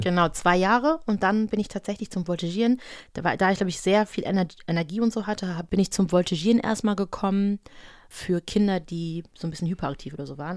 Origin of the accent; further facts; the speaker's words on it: Düsseldorf, North Rhine-Westphalia, Germany; also ich bin in Düsseldorf aufgewachsen